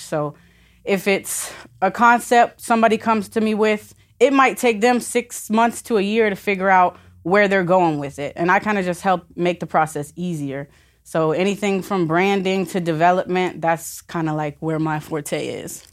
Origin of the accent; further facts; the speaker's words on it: Vero Beach, Florida, United States; moved away; also born or lived in Orlando / California / North Carolina / Virginia; Originally from Vero Beach, um, but I've traveled all over the country.